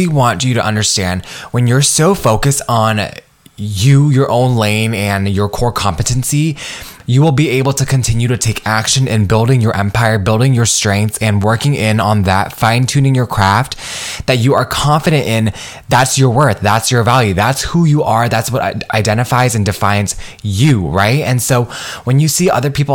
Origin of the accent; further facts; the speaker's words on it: United States; I am Vietnamese American. I come from immigrant parents, and I'm a first generation professional as well as first generation college student.